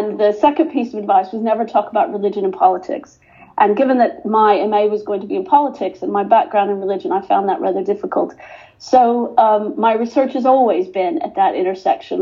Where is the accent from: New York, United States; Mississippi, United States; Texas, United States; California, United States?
Texas, United States; Texas Panhandle, United States; moved away as an adult; now in United Kingdom; My father was a social justice Methodist preacher in the Texas Panhandle, and I grew up in the Methodist Church